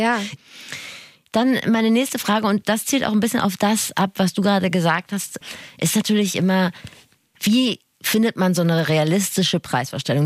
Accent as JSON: {"language": "German", "region": "Rhineland", "country": "Germany", "said": "Wir sind Rheinländerin"}